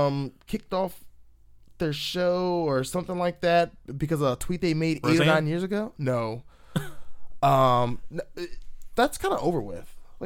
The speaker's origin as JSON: {"language": "English", "region": "Virginia", "country": "United States", "said": "I'm glad I'm kind of from Podunk, Virginia, not Podunk, Florida, because I probably would be real trash."}